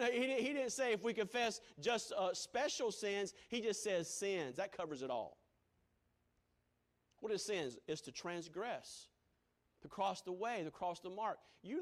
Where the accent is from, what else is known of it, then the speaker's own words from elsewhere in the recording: Greenville, South Carolina, United States; Growing up in Baptist churches in Greenville, South Carolina